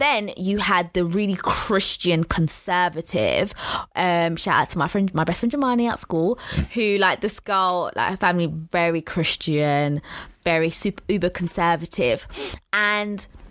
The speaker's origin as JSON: {"language": "English", "region": "London", "country": "United Kingdom", "tie": "born or raised there", "said": "I grew up in Walthamstow"}